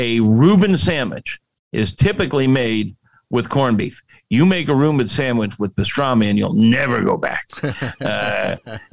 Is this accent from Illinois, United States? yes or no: no; Central Florida, United States; moved away; I was raised in Central Florida